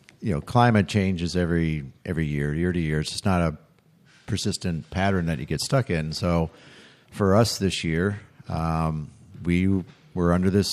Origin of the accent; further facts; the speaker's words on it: Wisconsin, United States; I was always be a Wisconsin. Yes. I have been and will be, but I live in Minnesota.